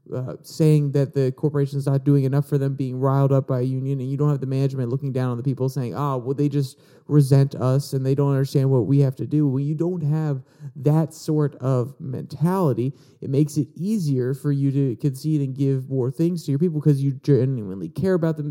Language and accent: English; Virginia, United States; I was born in Virginia, which is a right to work state. So I, I grew up underneath these policies